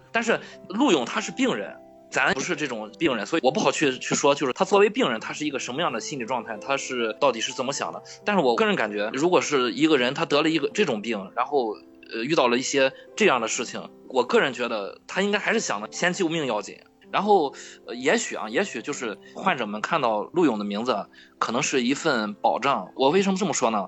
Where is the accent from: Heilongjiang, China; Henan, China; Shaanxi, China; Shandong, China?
Shandong, China; Qingdao; 我从小在疗养院长大的。我为什么叫…？…就是青岛这边儿一个地名